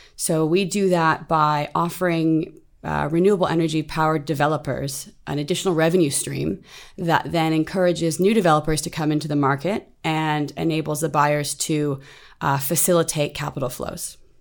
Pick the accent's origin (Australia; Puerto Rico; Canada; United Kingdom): Canada; moved away as an adult; now in Singapore; I'm originally from Canada. I've lived in Singapore now for two years